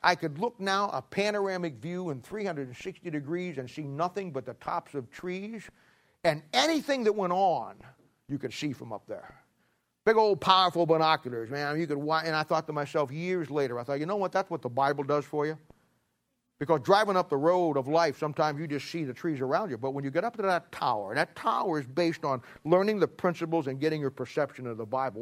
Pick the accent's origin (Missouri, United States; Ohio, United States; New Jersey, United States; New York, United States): Ohio, United States; I was born in Ohio